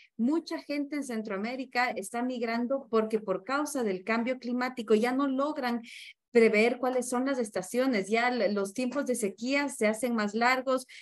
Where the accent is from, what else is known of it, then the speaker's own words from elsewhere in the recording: Ecuador; Lo hablo con los pies en mi país, eh, en Ecuador